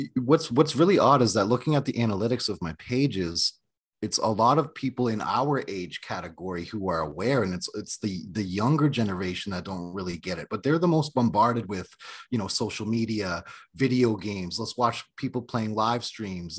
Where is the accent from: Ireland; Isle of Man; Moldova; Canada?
Canada; moved away as an adult; now in United States; I'm from an Indian reservation in Canada